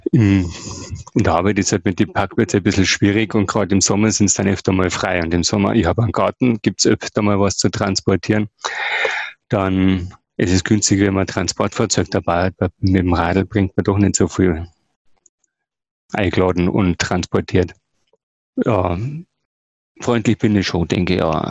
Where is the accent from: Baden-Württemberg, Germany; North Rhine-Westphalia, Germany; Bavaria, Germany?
Bavaria, Germany; Ingolstadt; Nein, ich bin Ingolstädter, geboren in Ingolstadt, aufgewachsen in Ingolstadt.